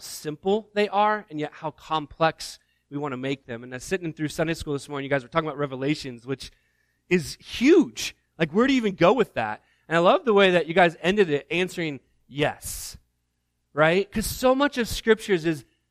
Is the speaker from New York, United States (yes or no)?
no; Northeast Indiana, United States; moved away; growing up in Northeast Indiana